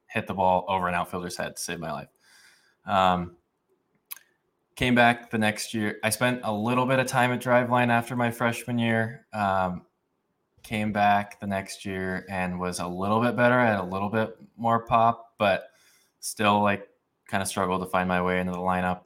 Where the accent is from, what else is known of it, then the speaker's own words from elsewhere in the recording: Boise, Idaho, United States; I grew up in Boise, Idaho